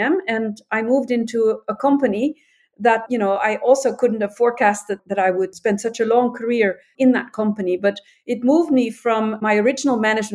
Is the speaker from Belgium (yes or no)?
yes; Antwerp, Flanders, Belgium; I was born in Antwerp.